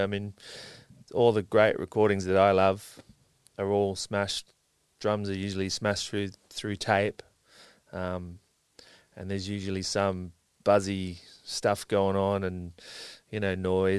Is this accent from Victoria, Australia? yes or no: no; Sydney, New South Wales, Australia; No, I grew up around Balmain.